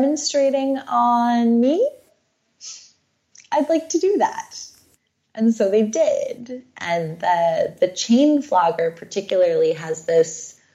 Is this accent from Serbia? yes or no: yes; Serbia; accent: Serbian; moved away